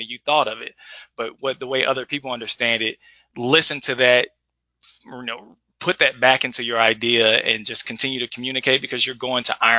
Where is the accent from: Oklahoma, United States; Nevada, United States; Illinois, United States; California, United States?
Illinois, United States; Edwardsville; growing up in Edwardsville, I was very social, had lots of friends, being a part of the basketball team